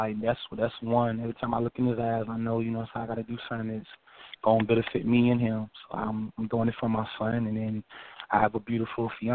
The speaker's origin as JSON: {"language": "English", "town": "Lynchburg", "region": "Virginia", "country": "United States", "tie": "born or raised there", "also_born_or_lived": "Greensboro, North Carolina", "moved": "as an adult", "said": "I'm originally from Lynchburg, Virginia, born and raised."}